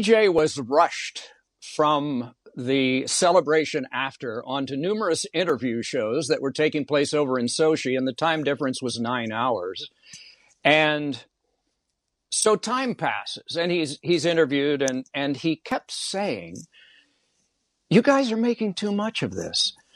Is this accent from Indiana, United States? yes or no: yes; Indiana, United States; growing up in Indiana